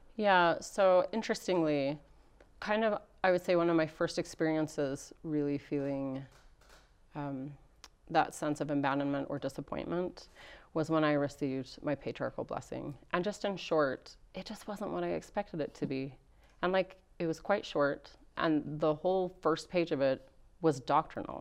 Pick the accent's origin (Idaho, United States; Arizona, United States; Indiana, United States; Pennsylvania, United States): Idaho, United States; Rexburg; I grew up here in Rexburg, Idaho